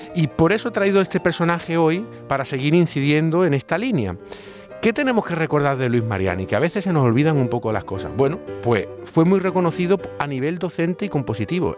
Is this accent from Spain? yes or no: yes; Málaga, Andalusia, Spain; uno es malagueño